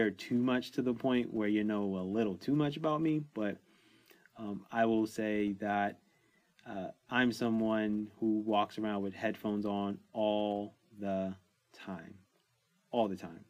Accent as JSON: {"language": "English", "town": "New York City", "region": "New York", "country": "United States", "tie": "born or raised there", "said": "I grew up in New York City"}